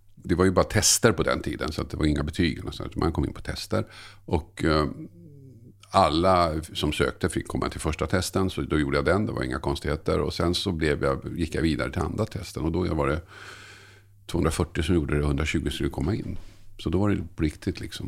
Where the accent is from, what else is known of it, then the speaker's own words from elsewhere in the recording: Tumba, Stockholm County, Sweden; moved away as an adult; also born or lived in Södertälje / Oskarshamn; now in Nacka, Sweden; där jag växte upp i Tumba